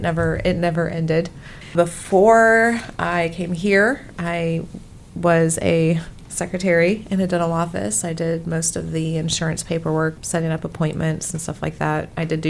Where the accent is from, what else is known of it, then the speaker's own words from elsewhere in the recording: Fulton, Missouri, United States; also born or lived in Harrisburg, Missouri / Fayette, Missouri; I'm originally from Fulton, Missouri, so just 30 minutes away from Columbia. I moved back there, did live in Harrisburg for a little while.